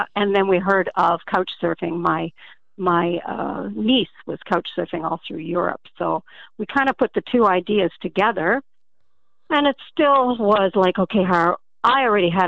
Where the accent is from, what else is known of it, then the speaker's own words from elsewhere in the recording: Ontario, Canada; we're from Canada, but in the Southwestern states